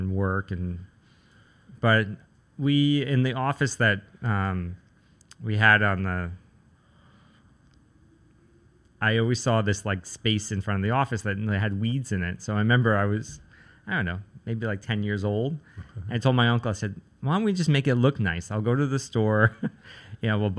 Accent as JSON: {"language": "English", "town": "New York City", "region": "New York", "country": "United States", "tie": "born or raised there", "said": "I grew up in Staten Island, which has a lot of trees and land and space."}